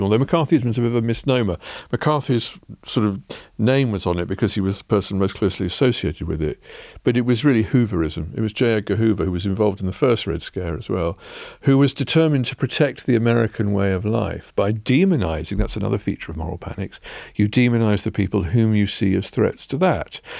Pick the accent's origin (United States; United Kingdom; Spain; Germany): United Kingdom; England; as English people